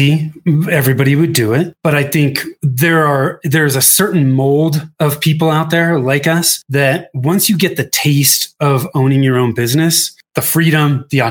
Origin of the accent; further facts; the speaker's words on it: Northern California, United States; moved away as an adult; also born or lived in Denver metro area, Colorado; now in Denver, United States; I was born and raised in Northern California. I moved from Northern California to the Denver metro area in 2008.